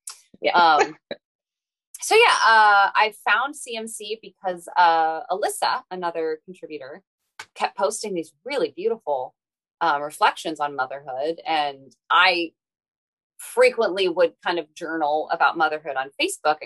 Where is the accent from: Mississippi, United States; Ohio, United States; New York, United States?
Ohio, United States; Cincinnati; also born or lived in Boston; I grew up in Cincinnati and then went away for college, lived in Boston for a few years